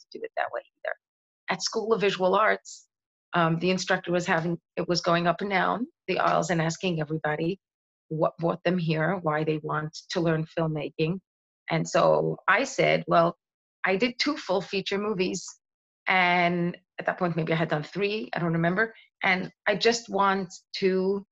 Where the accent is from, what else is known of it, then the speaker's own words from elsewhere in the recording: New York City, New York, United States; I grew up in Seagate